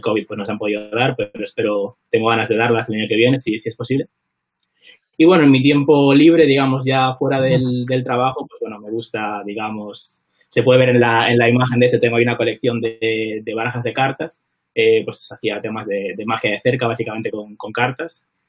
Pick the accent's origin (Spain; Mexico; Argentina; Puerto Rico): Spain; Vigo, Galicia; moved away as an adult; now in London, United Kingdom; soy vigués